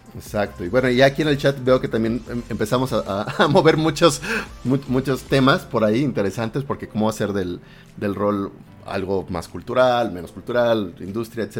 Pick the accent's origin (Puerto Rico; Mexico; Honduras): Mexico; los mexicanos tenemos palabras diferentes